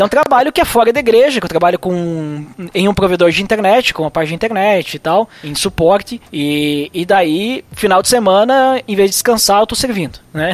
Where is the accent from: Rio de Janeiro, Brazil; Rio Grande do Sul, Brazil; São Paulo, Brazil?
Rio Grande do Sul, Brazil; Bento Gonçalves; eu sou do Rio Grande do Sul, né, é, sou de Bento Gonçalves, Serra Gaúcha